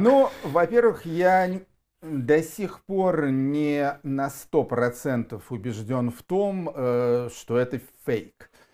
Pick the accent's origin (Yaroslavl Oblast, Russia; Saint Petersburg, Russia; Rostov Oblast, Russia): Yaroslavl Oblast, Russia; Yaroslavl; Я тоже уроженец города Ярославля